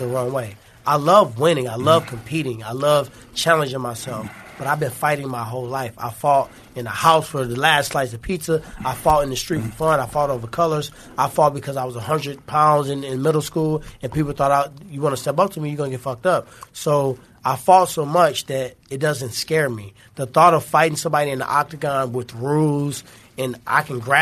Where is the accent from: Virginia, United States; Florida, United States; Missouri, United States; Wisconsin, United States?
Missouri, United States; St. Louis; I'm from St. Louis